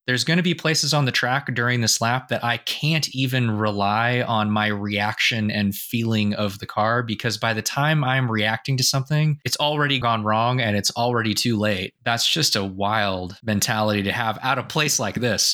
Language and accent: English; Sausalito, California, United States; Sausalito, California, which was my hometown